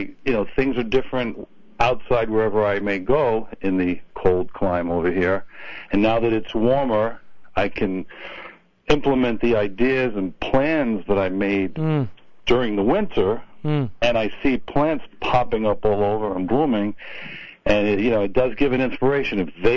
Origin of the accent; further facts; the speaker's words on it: New York, United States; I'm a New Yorker